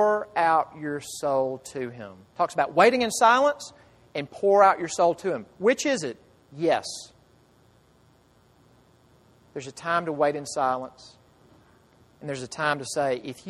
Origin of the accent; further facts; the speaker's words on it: United States; as an American